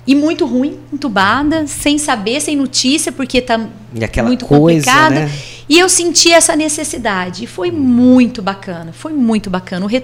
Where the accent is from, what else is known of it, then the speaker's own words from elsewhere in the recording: Batatais, São Paulo, Brazil; ah, de onde você é? De Batatais, nossa, a cidade daquela chacina.